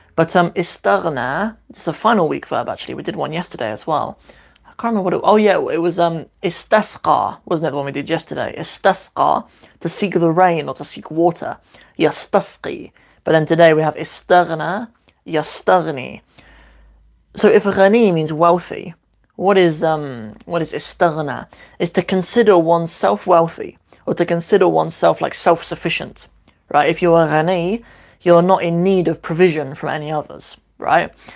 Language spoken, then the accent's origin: English; Cornwall, South West England, United Kingdom; also born or lived in Northampton; I was born in Northampton, which is a little kind of working class town here in the UK, and uh, moved to Cornwall when I was 11